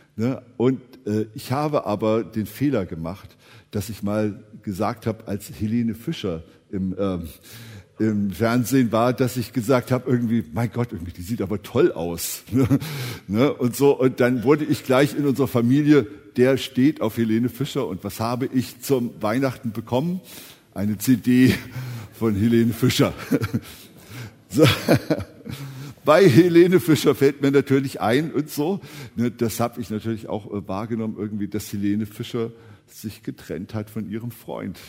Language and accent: German; Eschwege, Hesse, Germany; ich bin ja in Eschwege aufgewachsen